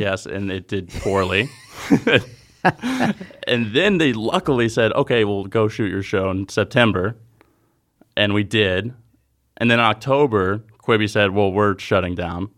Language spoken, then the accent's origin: English; Jacksonville, Florida, United States; I'm from Jacksonville, Florida